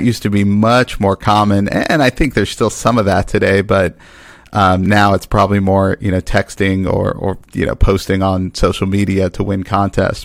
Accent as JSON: {"language": "English", "town": "Dallas", "region": "Texas", "country": "United States", "tie": "born or raised there", "said": "I grew up in Dallas, Texas"}